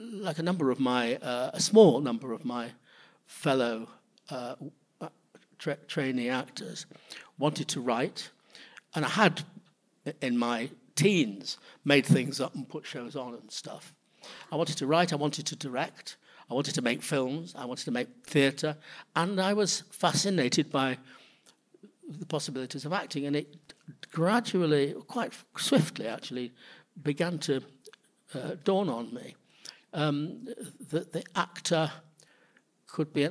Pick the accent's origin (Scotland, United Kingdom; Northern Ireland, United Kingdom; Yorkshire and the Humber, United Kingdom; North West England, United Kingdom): North West England, United Kingdom; Manchester; also born or lived in London; now in New York City, United States; growing up in Manchester, in the north of England